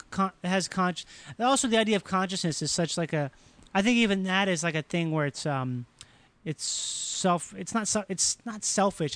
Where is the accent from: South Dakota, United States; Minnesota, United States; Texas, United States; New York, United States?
Minnesota, United States; Rochester; moved away; I grew up in Rochester, Minnesota